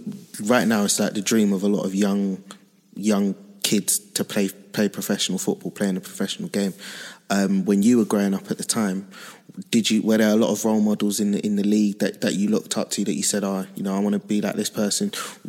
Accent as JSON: {"language": "English", "region": "London", "country": "United Kingdom", "tie": "born or raised there", "said": "when I was born, I lived in East Dulwich, which is like... I count as Peckham personally, but it's like it's all the same area."}